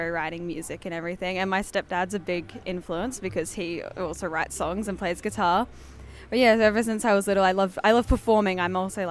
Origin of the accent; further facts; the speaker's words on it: Casuarina, New South Wales, Australia; I'm 16. And yeah, I'm from Casuarina.